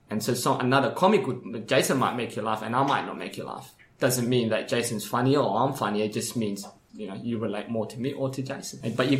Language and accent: English; Sudan; now in Perth, Australia; when I came from Sudan to Perth, you know, I was homeless in Sudan, right? So migrated here as a refugee with my parents, with my mom, sorry, and my brothers and sisters, single mom, by the way.